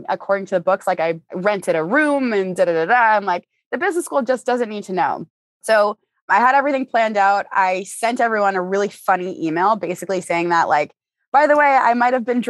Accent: Boston, Massachusetts, United States; moved away as an adult; now in Los Angeles, United States; I'm from Boston, and like, for me, Boston is really a hub for businesses, but growing up in the area

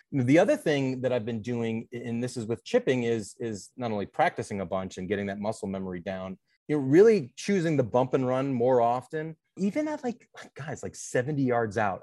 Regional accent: Cleveland, Ohio, United States; moved away as an adult; now in Chicago, United States; I'm from Cleveland, Ohio, 35 years old, live in Chicago now for the past 10 years

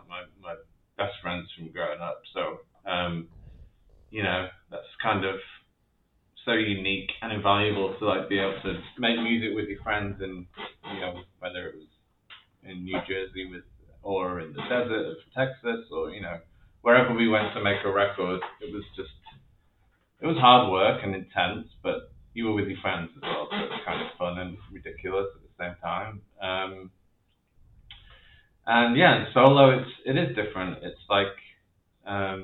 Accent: near Leeds, Yorkshire and the Humber, United Kingdom; moved away; growing up in Leeds, which was not that I grew up in the city, but Leeds was the nearest city to the town I grew up

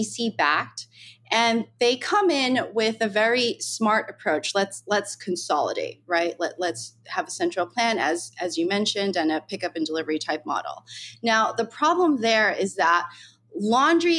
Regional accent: United States; I grew up in New York, New Jersey

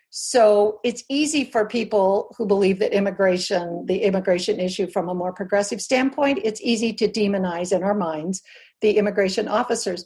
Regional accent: Albuquerque, New Mexico, United States; I grew up in New Mexico in an adobe house with pet burros and on the on the mesa outside of Albuquerque

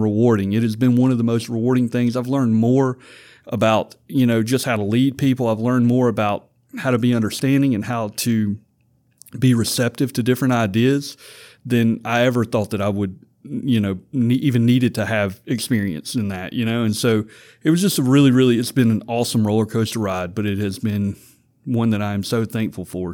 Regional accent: Vidalia, Louisiana, United States; I came to tech from Vidalia, Louisiana

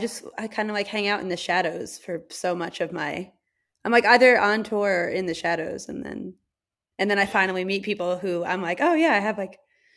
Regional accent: New York City, New York, United States; born there; I was born in New York City and like I have a lot of family who is from there

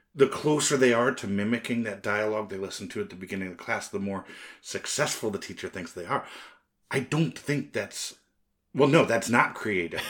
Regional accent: United States; I'm American

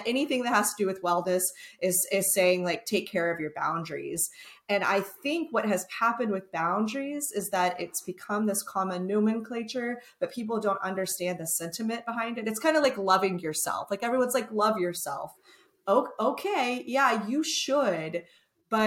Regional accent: Texas, United States; I'm from Texas

